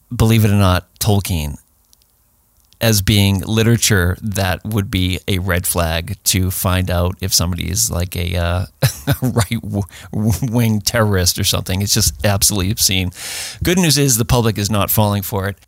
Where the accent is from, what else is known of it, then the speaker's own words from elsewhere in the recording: Boston, Massachusetts, United States; I'm a Bostonian